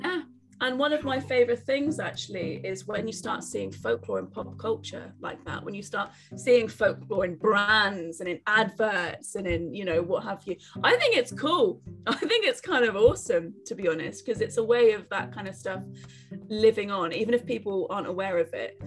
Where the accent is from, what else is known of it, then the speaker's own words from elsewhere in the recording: Cornwall, South West England, United Kingdom; I'm Cornish